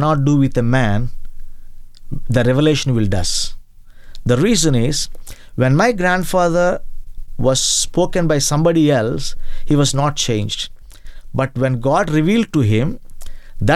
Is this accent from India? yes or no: yes; Eluru, Andhra Pradesh, India; I started my ministry in Eluru